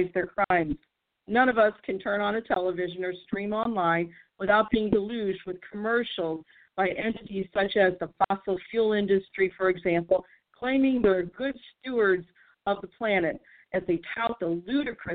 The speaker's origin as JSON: {"language": "English", "town": "St. Louis", "region": "Missouri", "country": "United States", "tie": "born or raised there", "said": "here in my hometown of St. Louis"}